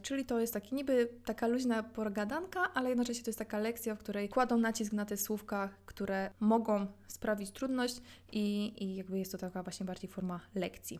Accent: Silesian Voivodeship, Poland; ja jestem ze Śląska

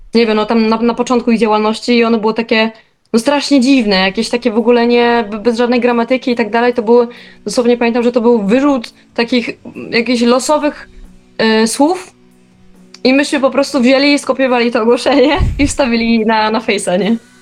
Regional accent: Silesian Voivodeship, Poland; now in Warsaw, Poland; jestem generalnie ze Śląska. Nie wiem, czy niektórzy mo może usłyszą, niektórzy nie

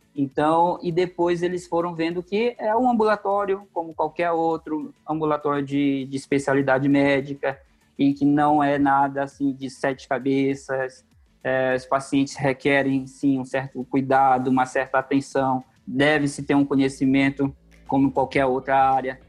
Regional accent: Manaus, Amazonas, Brazil; moved away as an adult; now in São Paulo, Brazil; eu sou manauara, sou lá do Amazonas, nascido e criado na cidade de Manaus.

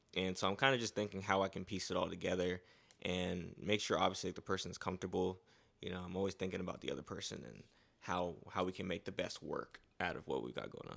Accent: Fort Lauderdale, Florida, United States; also born or lived in Gwinnett County, Georgia / Haiti (family); now in Atlanta, United States; I came from South Florida, so I grew up in South Florida, Fort Lauderdale

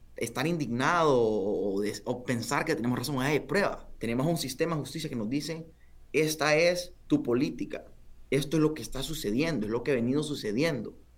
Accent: Honduras; somos hondureños

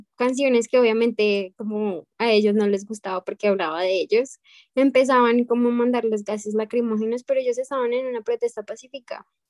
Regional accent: Bogotá, Colombia; now in United States; Yo soy de Bogotá, es la capital

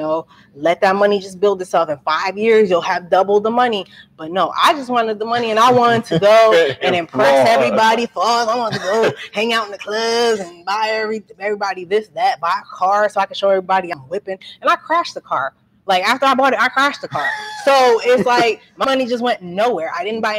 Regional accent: Franklin, New Jersey, United States; moved away as an adult; also born or lived in New Brunswick, New Jersey; now in Trenton, United States; I'm from New Brunswick. I grew up in that area. I grew up in like a suburban area, Franklin

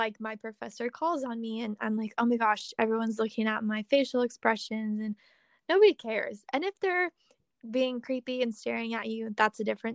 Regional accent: Springfield, Missouri, United States; moved away as an adult; also born or lived in Kansas City, Missouri; I'm from Springfield, and that's like 2.5 hours from Kansas City.

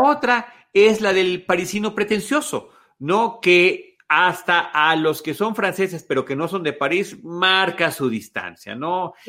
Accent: Mexico; como mexicanos

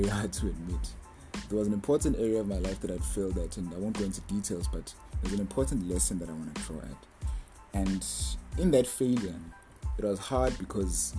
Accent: South Africa; I'm from South Africa, part of a ministry

